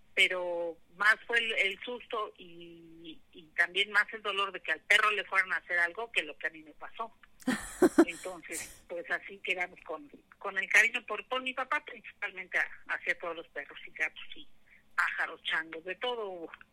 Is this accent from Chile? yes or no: no; Aragón, edge of Mexico City, Mexico; also born or lived in Porlindarista; nosotros nos mudamos de, de Porlindarista hacia acá, Aragón, en la orilla de, de Ciudad de México